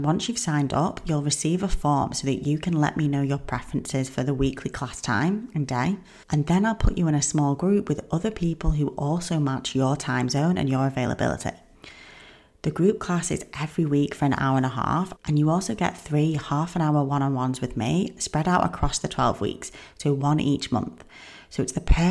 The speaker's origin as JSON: {"language": "English", "region": "England", "country": "United Kingdom", "said": "I'm from England"}